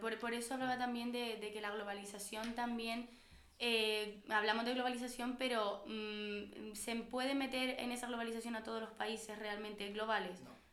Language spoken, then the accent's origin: Spanish; Canary Islands, Spain; políticamente somos europeos